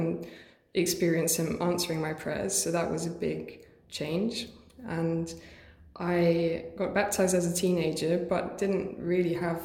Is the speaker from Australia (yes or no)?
no; Germany; moved away as an adult; also born or lived in Hertfordshire, England; now in Liverpool, United Kingdom; I was born in England, was born in Hertfordshire, but my parents are German, and age 7 I moved to Germany and then came back 5 years ago